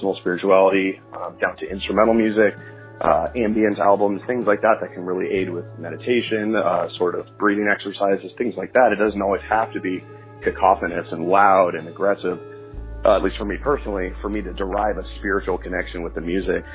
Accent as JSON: {"language": "English", "region": "Southern California", "country": "United States", "tie": "born or raised there", "said": "I was raised a Christian in Southern California with my family."}